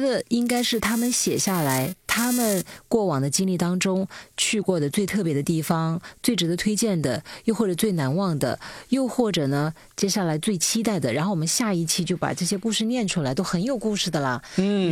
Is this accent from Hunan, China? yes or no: yes; Lianyuan, Hunan, China; moved away; 因为我老家就是有个钢厂